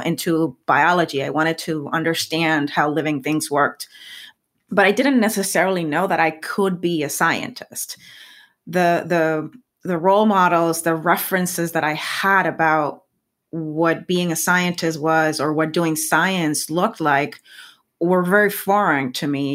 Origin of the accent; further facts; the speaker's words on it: Puerto Rico; first language Spanish; English is a second language; moved away as an adult; now in United States; I was always very proud of being a Puerto Rican scientist.